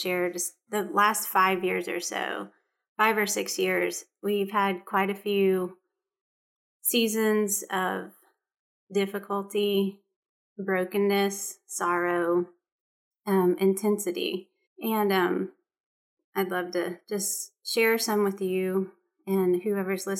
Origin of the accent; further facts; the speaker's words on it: Gulf Coast of Texas, United States; moved away as an adult; now in North Carolina, United States; I'm originally from the Gulf Coast of Texas. I'm a Texas girl, but moved to North Carolina about 13 years ago